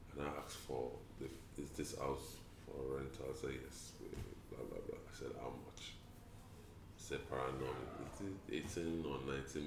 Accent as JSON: {"language": "English", "region": "Oyo", "country": "Nigeria", "moved": "yes", "lives_now": "Lagos, Nigeria", "said": "I'm from Oyo Town"}